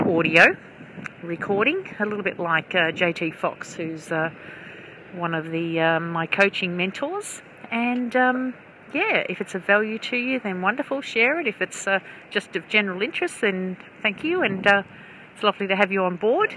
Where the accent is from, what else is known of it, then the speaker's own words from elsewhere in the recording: Melbourne, Victoria, Australia; moved away as an adult; I was born about 10 minutes drive from here in Richmond